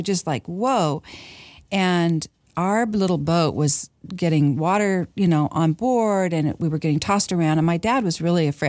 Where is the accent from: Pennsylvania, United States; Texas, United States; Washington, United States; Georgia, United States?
Washington, United States; moved away; I grew up in Washington